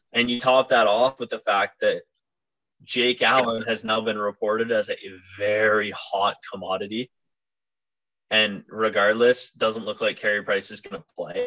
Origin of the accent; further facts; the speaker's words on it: Cobourg, Ontario, Canada; I have gone and lived in the same town as Owen Beck since uh, I was what two years old.